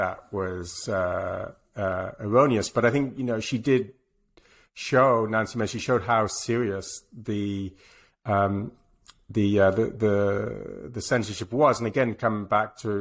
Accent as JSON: {"language": "English", "region": "England", "country": "United Kingdom", "moved": "yes", "said": "I'm English"}